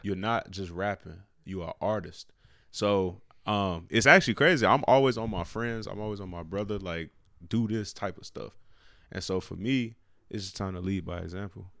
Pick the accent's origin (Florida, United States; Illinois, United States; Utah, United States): Illinois, United States; Chicago; born or raised there; moved away as an adult; now in Cleveland, United States